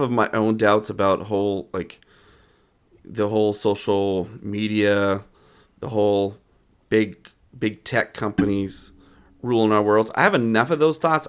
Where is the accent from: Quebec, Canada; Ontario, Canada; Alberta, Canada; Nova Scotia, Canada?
Alberta, Canada; Calgary; I grew up in Calgary